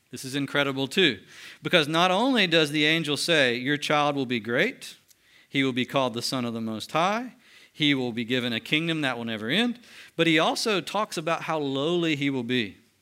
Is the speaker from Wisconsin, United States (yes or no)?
no; Mulberry, Florida, United States; I'm from a city in Mulberry called, I mean, a city in Florida called Mulberry